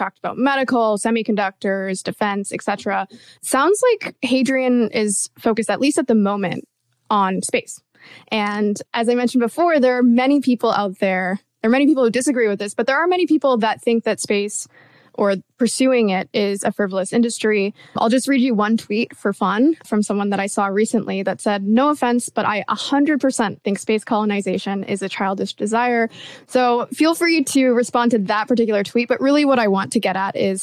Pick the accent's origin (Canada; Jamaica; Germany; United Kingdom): Canada; I'm a Canadian